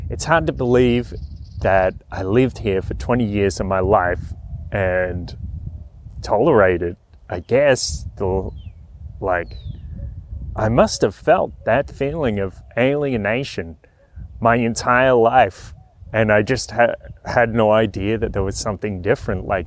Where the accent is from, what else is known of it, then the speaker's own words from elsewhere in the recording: Australia; accent: broad Aussie; that around talking in a in a broad Aussie accent, and people ask me, people like to ask me where my accent is from.